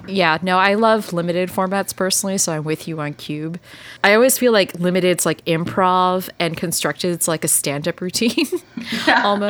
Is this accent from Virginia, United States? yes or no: no; Texas, United States; I grew up in Texas